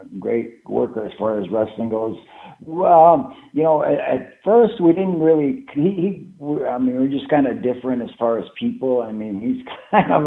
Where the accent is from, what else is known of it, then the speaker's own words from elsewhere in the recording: Canada; moved away; myself being a Canadian citizen